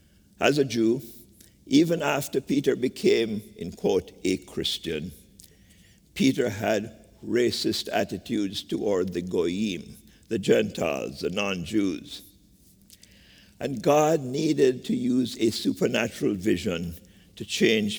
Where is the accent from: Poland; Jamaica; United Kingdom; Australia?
Jamaica; moved away as an adult; now in United States; Growing up in Jamaica with nuanced experiences of slavery, classism, and colorism